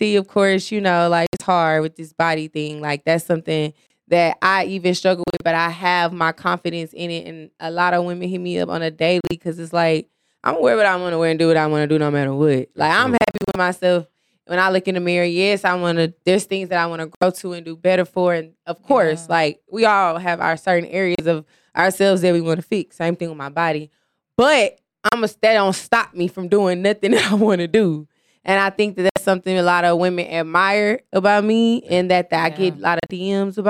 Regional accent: Missouri City, Texas, United States; also born or lived in Los Angeles, California; I was raised in Mo City

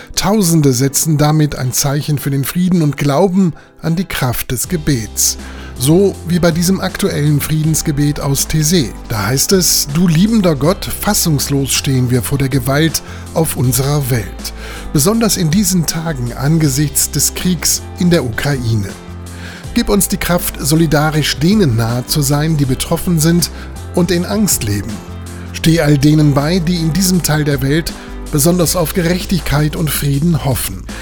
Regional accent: Lower Saxony, Germany; bei uns in Niedersachsen

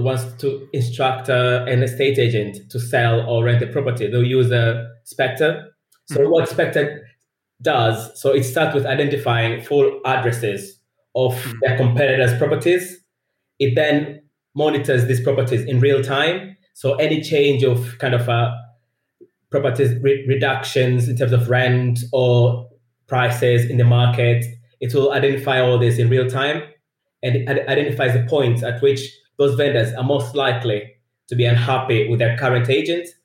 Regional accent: Tanzania; English is a second language; moved away as an adult; also born or lived in Leeds, United Kingdom; now in United Kingdom; I'm originally from Tanzania in East Africa. So I came to university uh, in the UK

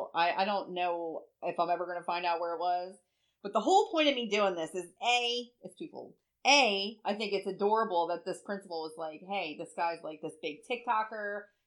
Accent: Bear, Delaware, United States; because we're from Newcastle. Like, well, not really from Newcastle, but we're around Newcastle.

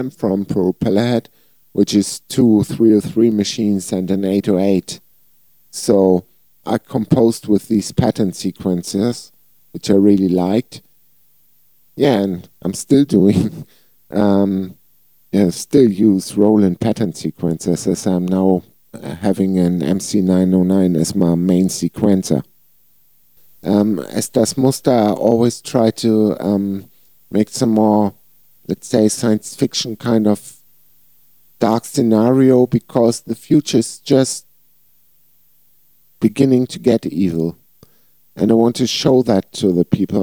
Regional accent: Flensburg, Schleswig-Holstein, Germany; I was singing two bands here in my hometown Flensburg

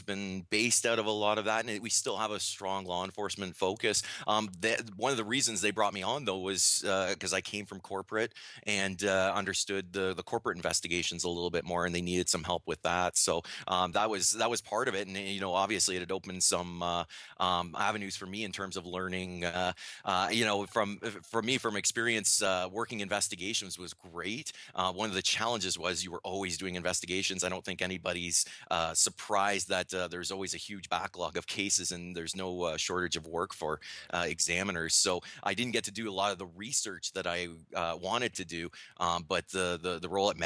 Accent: Canada; accent: Canadian; now in Waterloo, Canada; I'm Canadian, obviously, if you don't notice the accent

